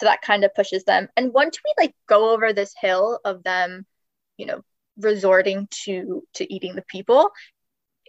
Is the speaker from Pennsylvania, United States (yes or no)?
no; South Florida, United States; I'm from South Florida.